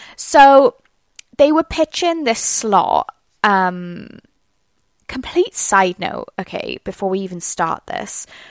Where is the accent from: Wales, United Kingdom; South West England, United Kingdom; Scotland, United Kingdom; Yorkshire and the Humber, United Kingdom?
Wales, United Kingdom; accent: Welsh; my accent already, it's Welsh.